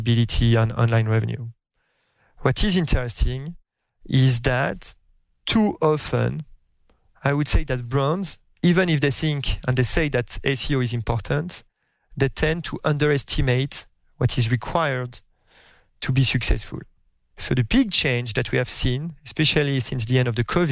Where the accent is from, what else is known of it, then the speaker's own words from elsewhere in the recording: France; accent: French; English is a second language; moved away as an adult; now in United States; my French accent, even after a few years in the US